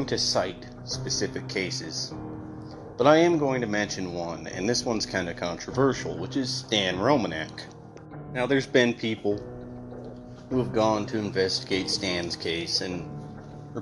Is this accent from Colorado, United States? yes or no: yes; Grand Junction, Colorado, United States; I am from Grand Junction, Colorado